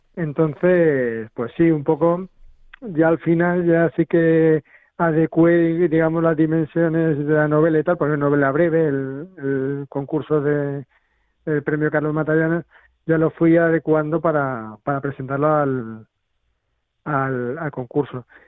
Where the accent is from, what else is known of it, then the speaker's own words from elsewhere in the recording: Madrid, Community of Madrid, Spain; yo también soy de Arganzuela, eh, más o menos de esa quinta